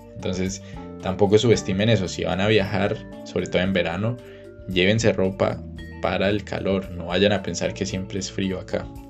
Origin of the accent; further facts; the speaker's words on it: Cali, Valle del Cauca, Colombia; moved away as an adult; also born or lived in Bucaramanga / Germany; now in Austria; yo vengo de Cali. Me crié en Cali. Originalmente soy de Bucaramanga, pero me crié en Cali.